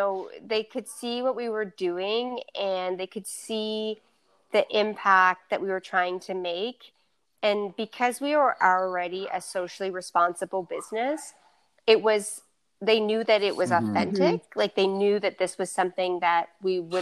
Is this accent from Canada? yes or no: yes; Nova Scotia, Canada; everything's made in Nova Scotia. Everything's made in my hometown